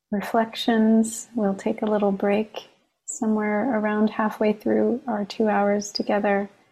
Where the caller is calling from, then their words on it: Long Island, New York, United States; I'm calling in from Long Island, the land of Munsee, Lenape, and Merrick peoples.